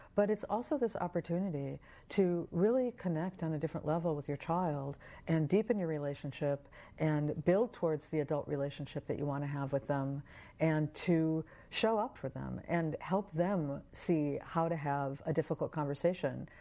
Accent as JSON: {"language": "English", "country": "United States", "tie": "born or raised there", "said": "growing up in American culture"}